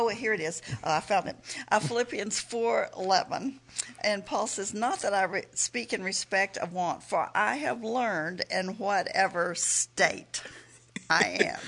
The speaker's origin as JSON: {"language": "English", "region": "Texas", "country": "United States", "tie": "born or raised there", "moved": "as an adult", "lives_now": "Oklahoma, United States", "said": "I'm a Texan, born, raised in Texas, and I wanted to stay in Texas"}